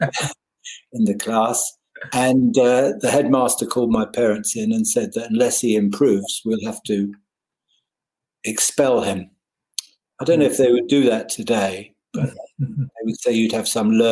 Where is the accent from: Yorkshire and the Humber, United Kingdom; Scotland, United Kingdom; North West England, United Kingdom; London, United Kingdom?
London, United Kingdom; Richmond; I was born in Richmond, Surrey.